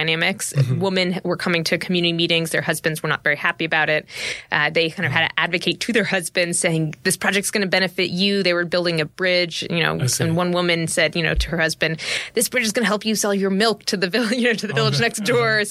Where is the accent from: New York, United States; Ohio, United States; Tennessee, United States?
New York, United States; I'm from New York